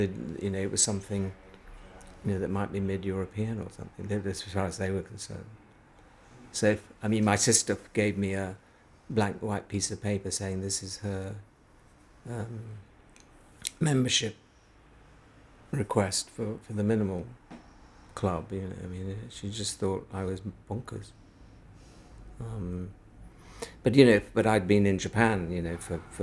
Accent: Halifax, Yorkshire and the Humber, United Kingdom; growing up in Halifax

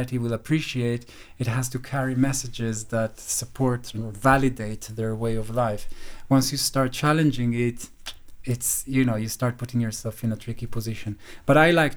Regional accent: Jerusalem, Jerusalem District, Israel; moved away as an adult; now in London, United Kingdom; I came from Jerusalem, from, I don't know if I can define what kind of family, but not rich

